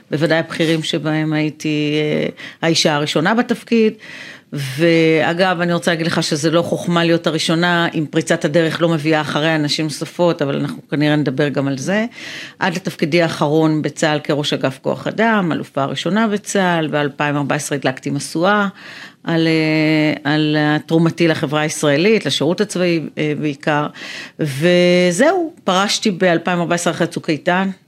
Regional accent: Afula, Northern District, Israel; also born or lived in Ramla; now in Tel Aviv, Israel; אני גרה בתל אביב, נולדתי ברמלה, גדלתי

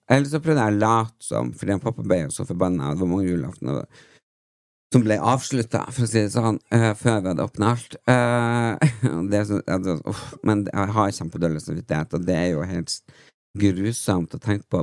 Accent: Tysfjord, Nordland, Norway; moved away; jeg er jo vokst opp i Tysfjord

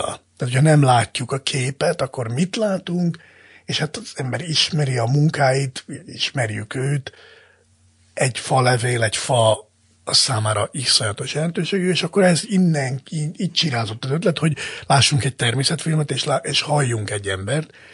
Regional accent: Zala, Hungary; Én egy zalai cigány családban nőttem fel

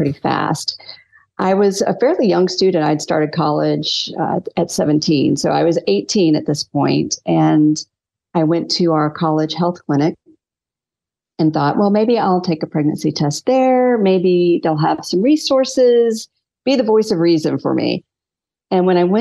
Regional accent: North Myrtle Beach, South Carolina, United States; I was raised in South Carolina.

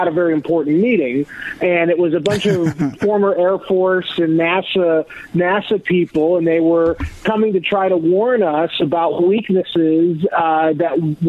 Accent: Florida, United States; I grew up in Florida, so I was used to seeing the shuttle launches when I was a kid growing up.

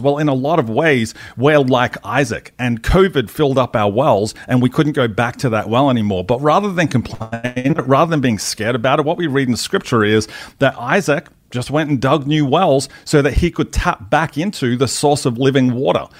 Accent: Australia; moved away as an adult; also born or lived in United States; as an Australian

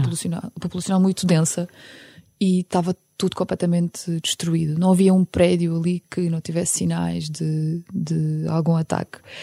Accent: Ukraine; now in Portugal; Apesar de a Ucrânia ser o meu país de origem, não é? Porque eu nasci lá

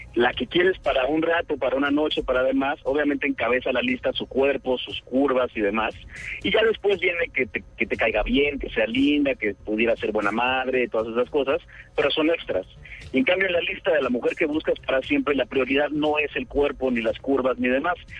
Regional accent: Mexico; accent: Mexican (like El Chavo del Ocho, Vicente Fernández); la gente de otros países ve la tele mexicana y todos me dicen que yo hablo como el Chavo del Ocho o como Vicente Fernández

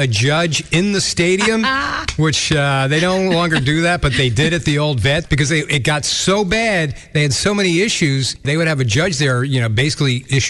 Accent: New Jersey, United States; moved away; also born or lived in South Carolina / Ohio; Having lived in both the South in South Carolina and the Midwest in Ohio, a huge difference. And I grew up in New Jersey

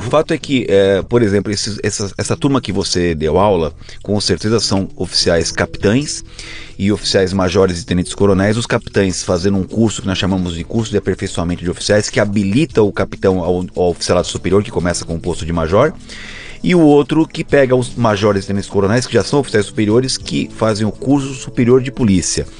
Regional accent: São Paulo, Brazil; Aqui em São Paulo, a gente nasceu na Zona Norte

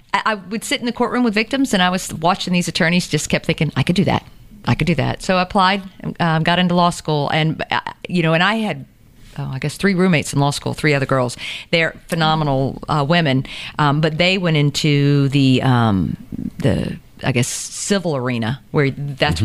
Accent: Savannah, Georgia, United States; also born or lived in Statesboro / Cherokee County; I grew up in Windsor

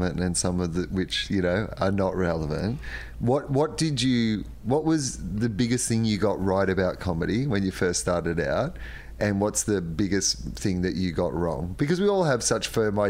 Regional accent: Australia; I grew up with in the Australian scene

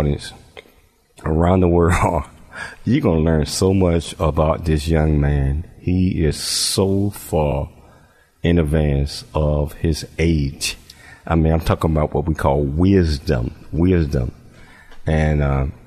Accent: Chattanooga, Tennessee, United States; moved away; my hometown of Chattanooga, Tennessee.

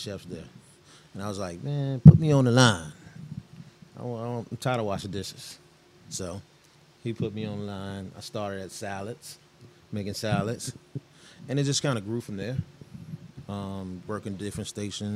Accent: Richmond, Virginia, United States; also born or lived in Petersburg, Virginia; I'm from Richmond. I went to school in Richmond. Also went to school in Petersburg, too

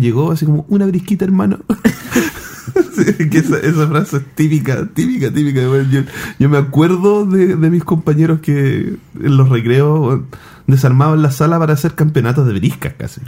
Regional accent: Chile; yo soy de Wynn, un pueblo que queda eh, a 45 minutos de Santiago

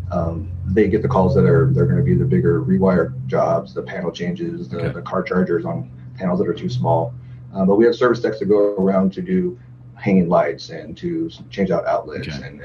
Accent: Tacoma, Washington, United States; now in Everett, United States; So I recently moved up to Everett from Tacoma. Um, I lived in Tacoma my, my whole life

